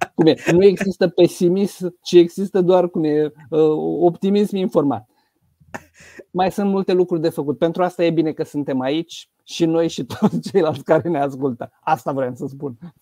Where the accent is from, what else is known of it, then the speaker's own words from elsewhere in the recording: Romania; eu sunt din România